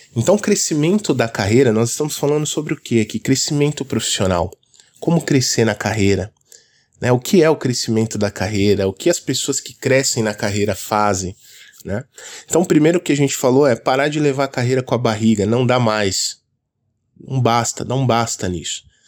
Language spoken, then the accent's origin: Portuguese; São Paulo, Brazil; eu sou aqui de São Paulo, então aqui é muito comum o pessoal falar esse linguajar